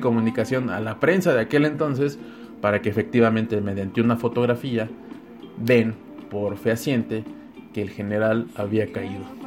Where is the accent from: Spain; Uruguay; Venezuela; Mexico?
Mexico; como mexicanos